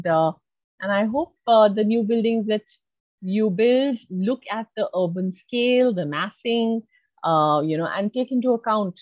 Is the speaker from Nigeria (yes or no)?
no; India; as Indian conservation architects